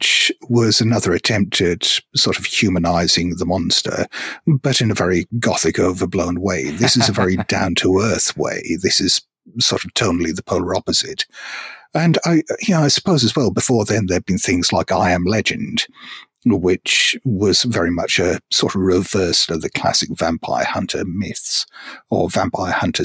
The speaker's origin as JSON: {"language": "English", "country": "Hong Kong", "tie": "born or raised there", "said": "I grew up in Hong Kong, and we didn't necessarily get access to as many books as people in the UK or US might have."}